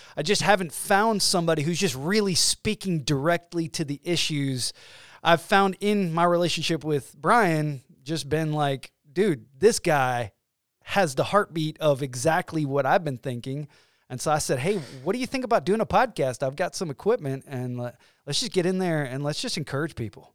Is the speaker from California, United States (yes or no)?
no; Georgia, United States; moved away as an adult; now in Illinois, United States; We have two kids, and we are from Georgia. We moved to Illinois